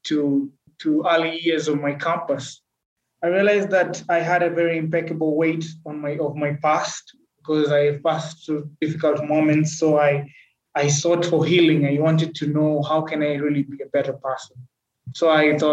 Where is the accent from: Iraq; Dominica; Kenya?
Kenya; Malindi, Kilifi County; I was born in a coastal town in Kenya called Malindi